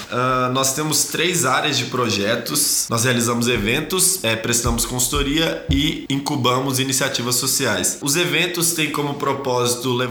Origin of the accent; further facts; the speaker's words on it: Minas Gerais, Brazil; moved away as an adult; now in São Paulo, Brazil; Não sou aqui de São Paulo, eu vim de Minas Gerais ano passado para estudar economia na USP.